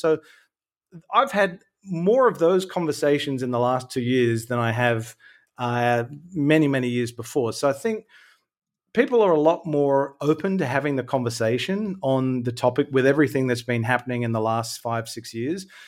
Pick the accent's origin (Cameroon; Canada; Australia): Australia; Sydney, New South Wales; now in Melbourne, Australia; I'm originally from Sydney. Uh, I live in Melbourne, Australia now